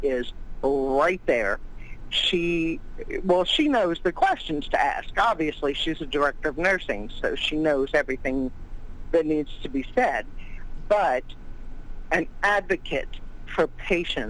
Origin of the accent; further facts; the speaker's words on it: Louisiana, United States; I'm from Louisiana